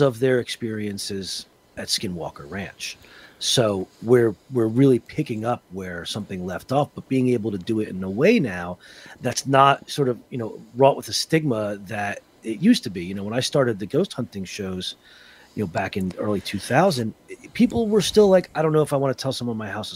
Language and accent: English; Northern New Jersey, United States; also born or lived in Philadelphia; Growing up in Northern New Jersey, Roman Catholic